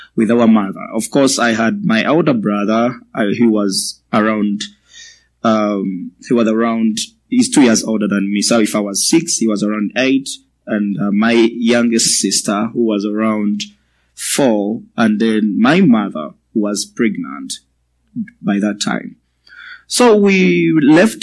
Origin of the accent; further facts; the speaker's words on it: Uganda; I come from Uganda, in the eastern part of Africa.